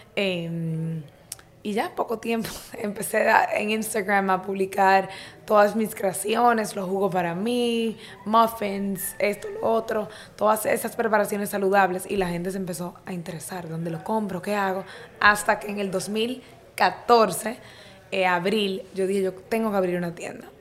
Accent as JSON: {"language": "Spanish", "town": "Santo Domingo", "region": "Distrito Nacional", "country": "Dominican Republic", "tie": "born or raised there", "said": "soy dominicano, o sea, nací aquí en Santo Domingo."}